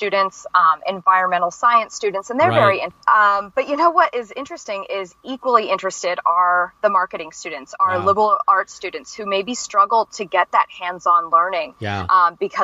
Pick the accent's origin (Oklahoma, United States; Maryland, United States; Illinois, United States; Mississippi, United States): Maryland, United States; Baltimore; I'm from Baltimore City originally. I am a classic city person